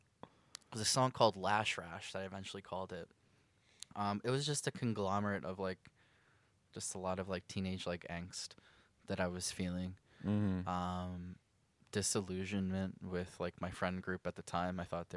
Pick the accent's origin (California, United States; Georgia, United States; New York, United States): New York, United States; Hicksville; I'm from Hicksville.